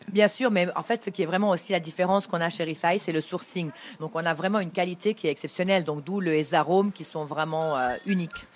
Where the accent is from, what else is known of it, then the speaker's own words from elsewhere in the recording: Beirut, Beirut Governorate, Lebanon; Je viens de Beyrouth, du Liban